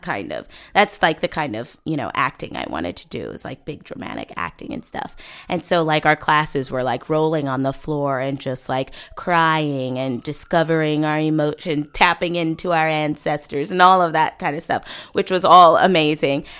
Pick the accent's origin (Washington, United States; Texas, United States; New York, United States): Washington, United States; Bellevue; moved away as an adult; also born or lived in Seattle, Washington; now in Los Angeles, United States; born and raised in Bellevue, Washington